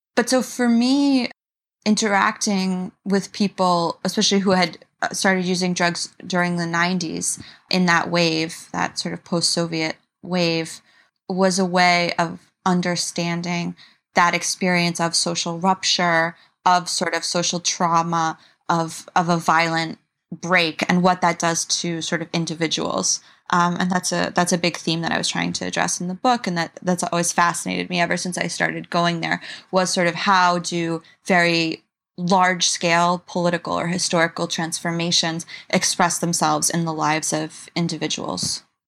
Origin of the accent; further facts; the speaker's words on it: New York, United States; I'm from New York, which is, of course, such a multilingual city